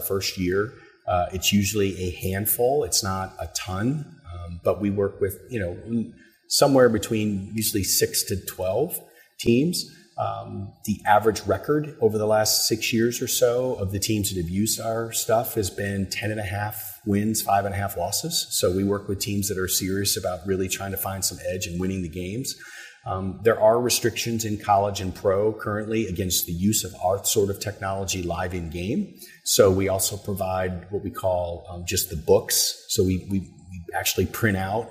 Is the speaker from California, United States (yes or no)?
no; Michigan, United States; also born or lived in Houston, Texas; now in Louisville, United States; I'm from Michigan.